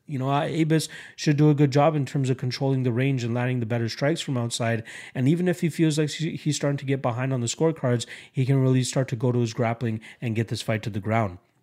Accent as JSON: {"language": "English", "country": "Canada", "said": "as a Canadian"}